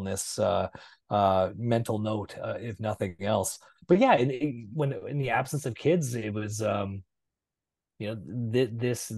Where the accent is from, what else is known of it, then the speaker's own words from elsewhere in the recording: Manitoba, Canada; moved away as an adult; also born or lived in Brandon, Manitoba; now in Vancouver, Canada; I live in Vancouver, but people forget I'm from Manitoba